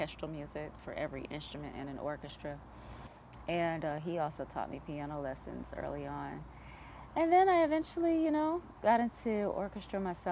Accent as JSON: {"language": "English", "town": "Washington", "region": "District of Columbia", "country": "United States", "tie": "born or raised there", "also_born_or_lived": "Maryland", "said": "I grew up in Washington, D.C. initially, and then eventually Maryland."}